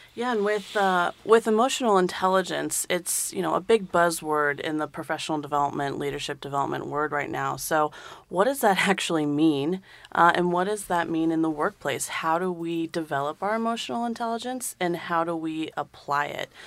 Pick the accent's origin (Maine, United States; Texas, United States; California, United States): California, United States; also born or lived in London, United Kingdom; now in Dayton, United States; I came from London, but I grew up in California